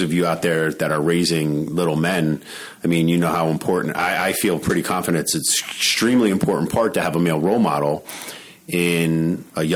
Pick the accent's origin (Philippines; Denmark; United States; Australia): United States; Allentown, Pennsylvania; moved away as an adult; also born or lived in Florida; when I moved to Florida, I was moving away from Allentown